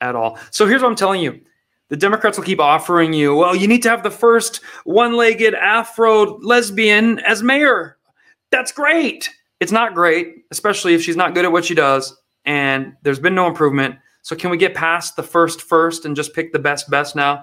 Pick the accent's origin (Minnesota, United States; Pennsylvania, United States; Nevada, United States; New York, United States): Nevada, United States; Las Vegas; my hometown of Las Vegas, Nevada.